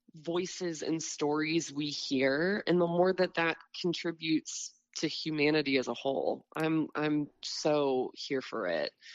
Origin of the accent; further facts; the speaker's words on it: Bellbrook, Ohio, United States; moved away as an adult; now in Nashville, United States; I'm from Dayton, originally um, yeah. in a small town called Bellbrook